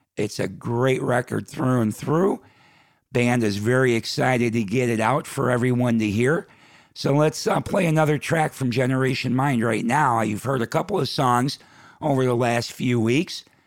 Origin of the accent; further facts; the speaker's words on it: Chicago, Illinois, United States; now in Sacramento, United States; back in Chicago, my hometown